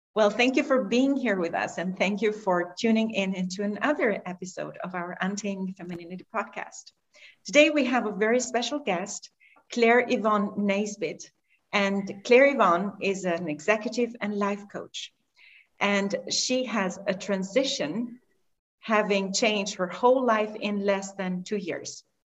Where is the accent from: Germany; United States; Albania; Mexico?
Albania; moved away; I'm originally from Albania